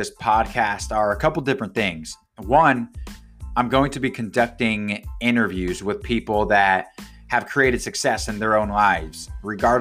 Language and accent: English; Gig Harbor, Washington, United States; my hometown of Gig Harbor, Washington